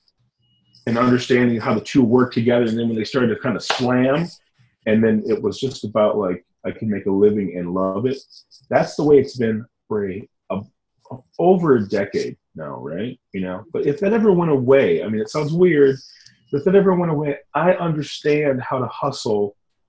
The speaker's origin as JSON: {"language": "English", "region": "Michigan", "country": "United States", "tie": "born or raised there", "also_born_or_lived": "Detroit", "moved": "as an adult", "said": "I'm from Michigan. I was raised in Michigan, born in Detroit."}